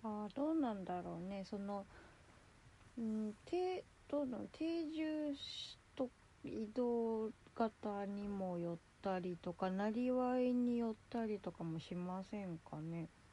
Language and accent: Japanese; Kansai, Japan; 関西人なので